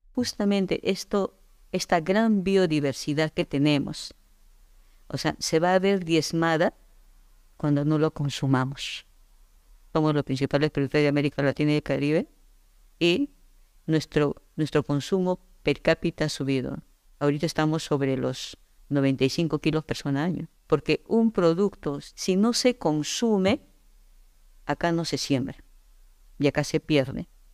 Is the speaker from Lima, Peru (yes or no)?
no; Yungay, Ancash, Peru; yo nací en Yungay, en Ancash. Eh, soy andina de nacimiento